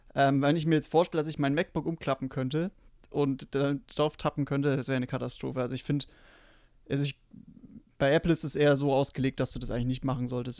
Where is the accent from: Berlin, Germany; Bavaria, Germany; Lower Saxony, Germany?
Bavaria, Germany; ich komme aus Bayern